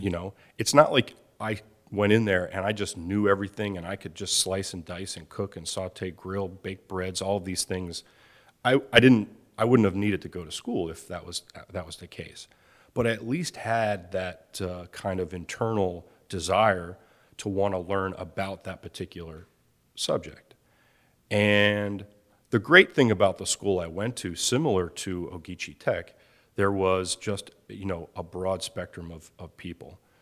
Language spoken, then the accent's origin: English; outside of Philadelphia, Pennsylvania, United States; I'm growing up outside of Philadelphia